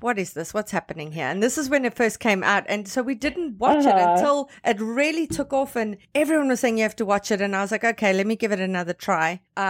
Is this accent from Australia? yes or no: no; Canada; as a Canadian